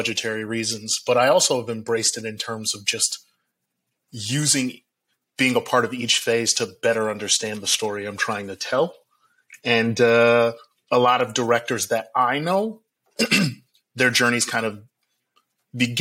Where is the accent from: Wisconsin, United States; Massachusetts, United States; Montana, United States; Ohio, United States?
Wisconsin, United States; Milwaukee; I grew up in Milwaukee, Wisconsin